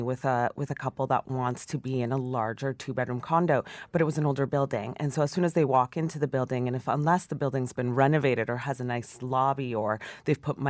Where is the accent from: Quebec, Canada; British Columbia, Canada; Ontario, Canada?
Ontario, Canada; Toronto; I grew up in Etobicoke, so I love Etobicoke